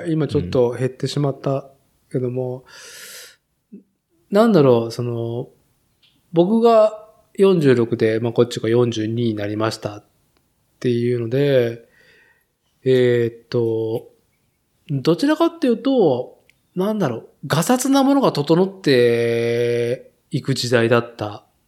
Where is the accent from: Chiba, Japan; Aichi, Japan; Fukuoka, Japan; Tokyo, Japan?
Aichi, Japan; Nagoya; moved away; 名古屋の住宅街で生まれ育ち、名古屋市っていう都心でね、東海地区で都心で、まあ、生きてきた人間